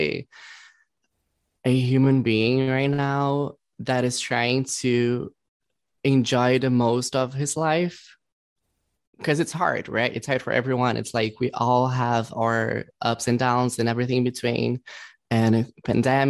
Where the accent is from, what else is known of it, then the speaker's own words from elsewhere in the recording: Brazil; English is a second language; now in Los Angeles, United States; I was born in Brazil, but I was like reborn here in LA. So I'm like half and half